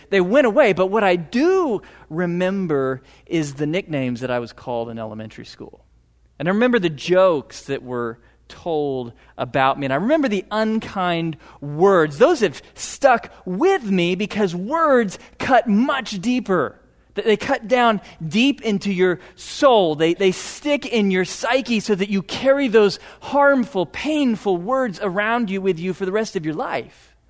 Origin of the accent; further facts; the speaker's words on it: Piney Woods, just north of Houston, Texas, United States; I grew up in the Piney Woods, just north of Houston